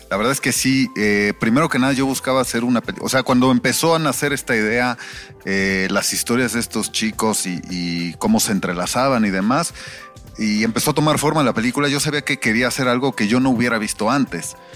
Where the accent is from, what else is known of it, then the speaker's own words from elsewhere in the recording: Mexico City, Mexico; yo soy nacido y criado en el DF.